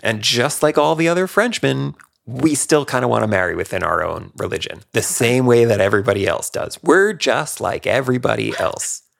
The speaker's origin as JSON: {"language": "English", "country": "United States", "said": "are we Jewish Americans or are we American Jews"}